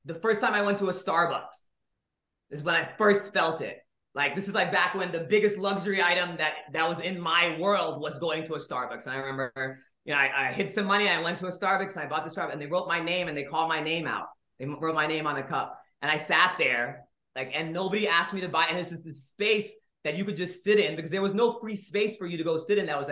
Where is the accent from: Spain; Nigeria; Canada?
Nigeria; also born or lived in India; now in United States; I was born in India. I grew up in Nigeria. Then I came to the States